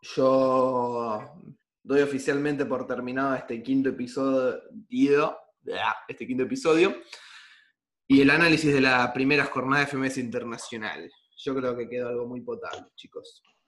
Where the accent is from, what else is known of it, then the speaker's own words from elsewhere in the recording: Argentina; soy argentino